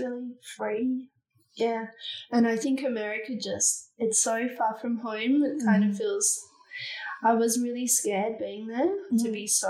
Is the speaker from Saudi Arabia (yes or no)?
no; Fremantle, Western Australia, Australia; it's growing up in Fremantle.